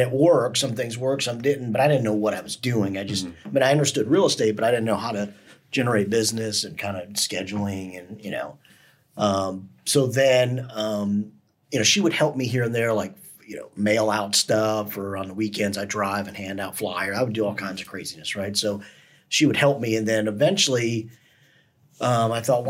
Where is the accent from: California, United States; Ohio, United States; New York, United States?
Ohio, United States; Cleveland; moved away; I'm from Cleveland, Ohio originally